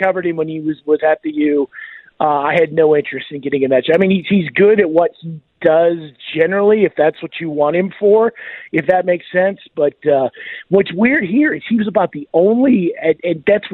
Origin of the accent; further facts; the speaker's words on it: Iowa, United States; moved away; growing up in Iowa. I grew up in, you know, Gopher from the Love Boat. I grew up in his district